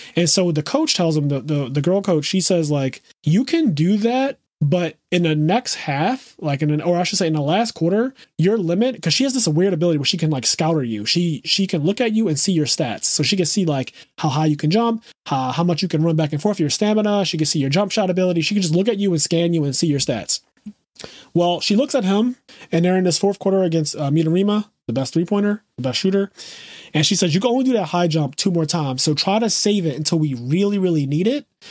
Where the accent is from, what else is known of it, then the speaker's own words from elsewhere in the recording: Philadelphia, Pennsylvania, United States; growing up in Philadelphia